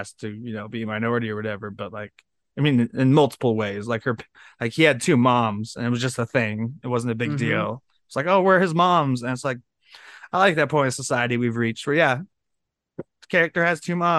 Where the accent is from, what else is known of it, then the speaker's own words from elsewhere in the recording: Ireland; I'm Irish.